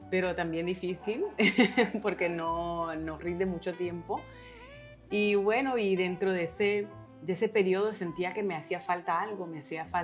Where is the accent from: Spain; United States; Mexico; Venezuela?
United States; New York; born there; yo nací acá en Nueva York, en Queens, en Corona